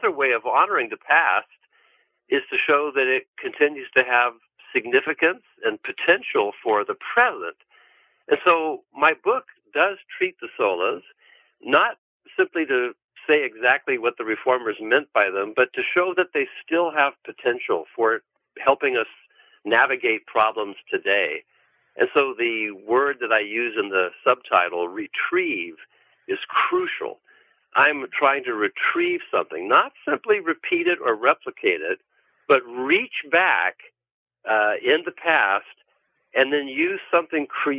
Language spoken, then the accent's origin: English; California, United States; I'm from California.